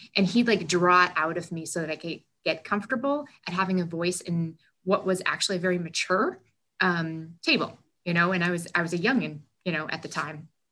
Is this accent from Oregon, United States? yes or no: no; New Hampshire, United States; I also consider myself to be a small town girl, um, born and raised in New Hampshire